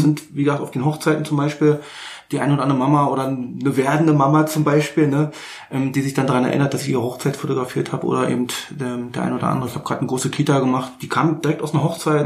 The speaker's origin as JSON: {"language": "German", "region": "Berlin", "country": "Germany", "tie": "born or raised there", "moved": "yes", "lives_now": "Bernau, Germany", "said": "Ja, ich bin richtig gebürtiger Berliner. Ich bin, ich sag's mal so schön, ich bin geborener Charité, äh, wenn auch zu DDR-Zeiten, ja. aber im Grunde genommen richtig Berliner. Ähm, wohne aber jetzt in Bernau."}